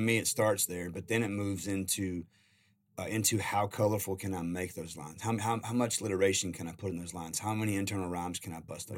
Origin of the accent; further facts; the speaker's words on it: Carolina, United States; I'm a country boy. I grew up in Carolina